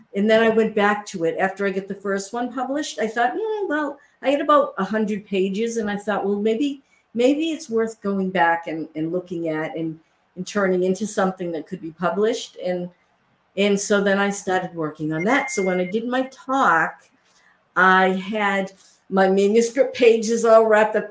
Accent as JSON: {"language": "English", "town": "Worcester", "region": "Massachusetts", "country": "United States", "tie": "born or raised there", "said": "where I grew up in Worcester, Massachusetts"}